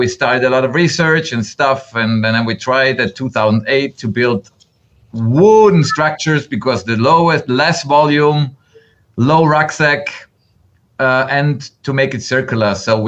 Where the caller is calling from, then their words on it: Bregenz, Vorarlberg, Austria; English is a second language; I'm stepping in from Bregenz, Austria, right at the German-Swiss border in the heart of Europe.